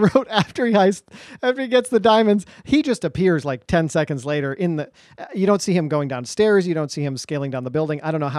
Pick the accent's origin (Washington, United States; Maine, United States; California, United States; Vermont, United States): Vermont, United States; Northeast Kingdom; what it was like for you growing up in the Northeast Kingdom, Vermont in the 80s and 90s.